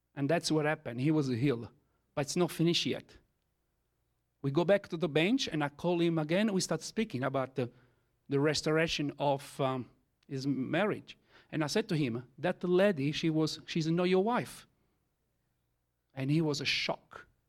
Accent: Italy; first language Italian; English is a second language; I am Italian, okay? As my first language is Italian.

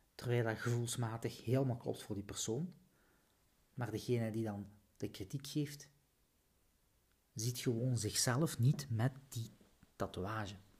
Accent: Flanders, Belgium; Zo zijn we als Vlaming

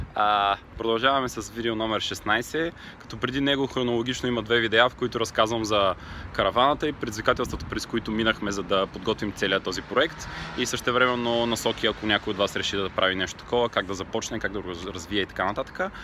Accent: Silistra, Silistra Province, Bulgaria; в моя роден град Силистра

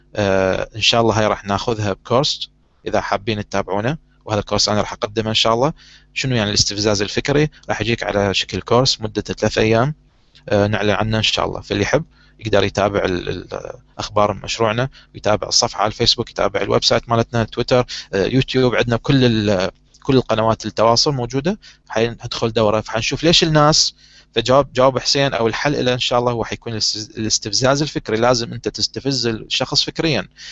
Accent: Iraq; نظام التعليم عندنا بالعراق

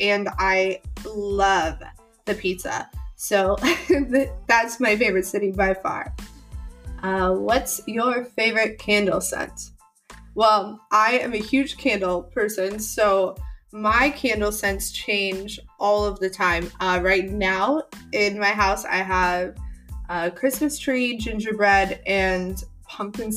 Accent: St. Louis, Missouri, United States; also born or lived in Springfield, Missouri; I am originally from the Midwest. I was born in Springfield, Missouri. I don't know if any of you know where that is. But then I moved to St. Louis, and I lived there for a long time.

